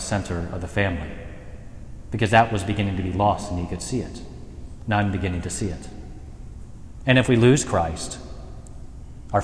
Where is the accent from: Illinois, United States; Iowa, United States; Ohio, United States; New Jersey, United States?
Ohio, United States; Mercer County; ministering in Shelby County and growing up in Mercer County